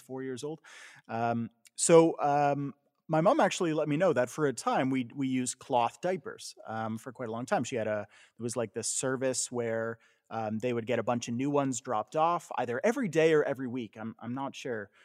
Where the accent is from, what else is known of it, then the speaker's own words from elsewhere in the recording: Canada; moved away as an adult; also born or lived in United States; when I moved back to Canada